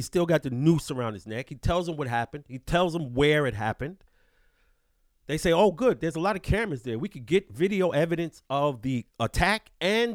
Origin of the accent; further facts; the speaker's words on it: New York City, New York, United States; I'm from New York City, B.